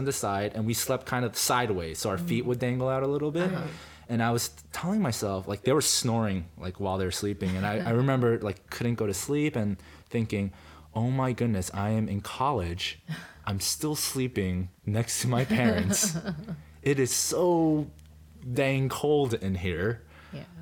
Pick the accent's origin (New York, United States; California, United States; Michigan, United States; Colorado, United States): New York, United States; also born or lived in Korea / Yonkers, New York / New Jersey; I was born in Korea, grew up in the New York, New Jersey area